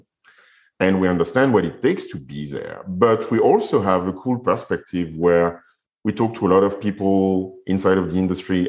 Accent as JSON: {"language": "English", "town": "Paris", "region": "Île-de-France", "country": "France", "tie": "born or raised there", "also_born_or_lived": "Guadeloupe / Fiji", "moved": "yes", "said": "So I'm French and I was raised in Paris."}